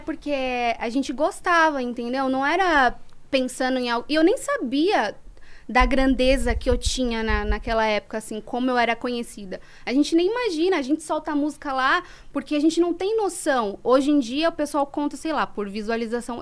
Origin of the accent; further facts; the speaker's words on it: São Paulo, Brazil; also born or lived in Guaianases / Jardim Eliane / Cohab 1 / Avenida São Miguel; eu nasci em Guaianazes, no Hospital de Guaianazes. E aí eu cheguei a morar na favela do Jardim Eliane e depois eu me mudei para Vila Carrão, com 3 anos de idade. Aí morei até os 17